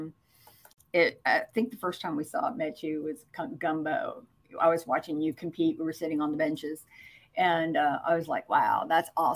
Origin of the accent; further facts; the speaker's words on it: New York, United States; also born or lived in Northeast Mississippi; now in Mississippi, United States; growing up in New York, my mom put me in ballet when I was 3